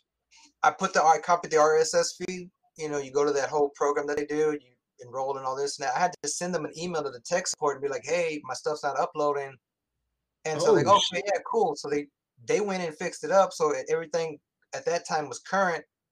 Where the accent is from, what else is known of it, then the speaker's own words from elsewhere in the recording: San Antonio area, Texas, United States; I'm from San Antonio area.